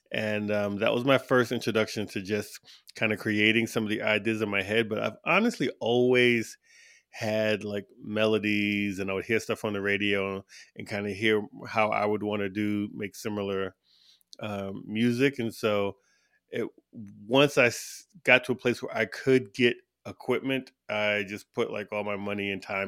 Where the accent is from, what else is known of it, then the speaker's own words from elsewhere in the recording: East Coast, United States; now in Tucson, United States; Well, I'm from all over, but I'm from the East Coast of the U.S. originally. But I'm currently based in Tucson, Arizona